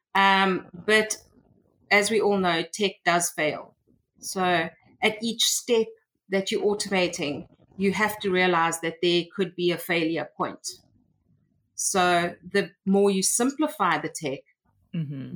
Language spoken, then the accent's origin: English; South Africa; also born or lived in Cape Town; I am from South Africa, and um, I have been I've, I've, was born here and I've been living in South Africa all my life